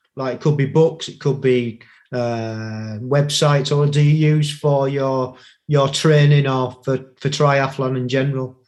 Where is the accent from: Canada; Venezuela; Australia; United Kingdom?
United Kingdom; being a Brit